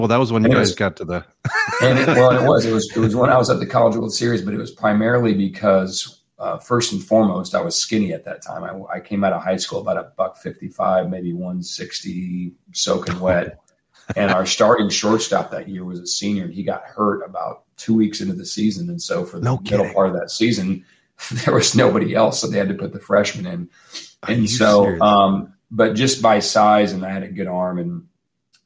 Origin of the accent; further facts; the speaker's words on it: Omaha, Nebraska, United States; I grew up in Omaha, Nebraska